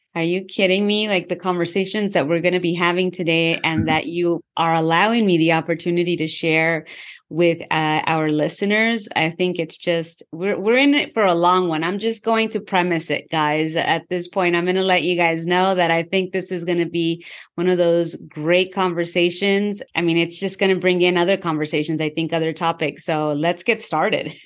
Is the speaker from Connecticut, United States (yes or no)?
no; California, United States; as a Californian